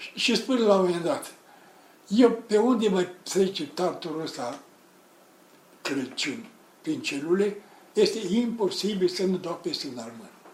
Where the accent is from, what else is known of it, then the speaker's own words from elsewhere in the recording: Romania; Ferdinand, comuna mea